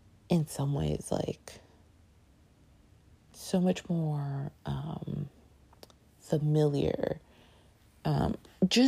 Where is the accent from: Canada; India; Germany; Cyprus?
Canada; now in New York, United States; I grew up in Canada